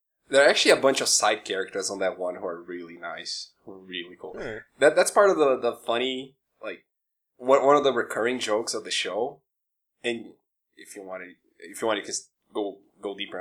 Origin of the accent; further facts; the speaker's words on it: Brazil; English is a second language; moved away; I'm a foreigner guy, right? I'm from Brazil.